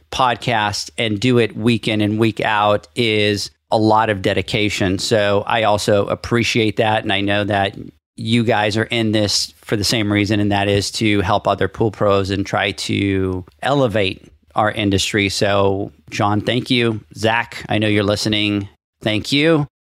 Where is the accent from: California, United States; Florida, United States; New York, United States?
California, United States; now in Texas, United States; And I came from California and I used to joke around about it all the time.